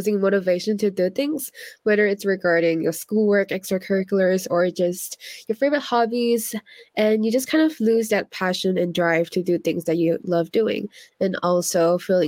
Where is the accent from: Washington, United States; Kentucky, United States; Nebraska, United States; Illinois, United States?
Washington, United States; I'm a senior from Washington State